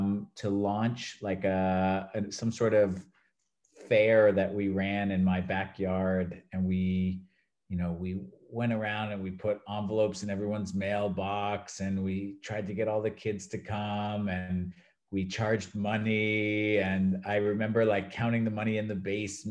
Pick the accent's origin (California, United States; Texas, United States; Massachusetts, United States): Massachusetts, United States; Acton; moved away as an adult; also born or lived in New York area; now in Valencia, Spain; I was born and raised in Massachusetts, in the suburbs outside of Boston